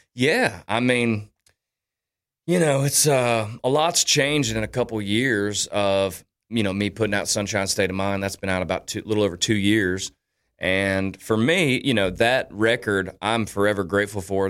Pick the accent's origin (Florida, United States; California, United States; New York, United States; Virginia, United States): Florida, United States; Daytona Beach; my hometown of Daytona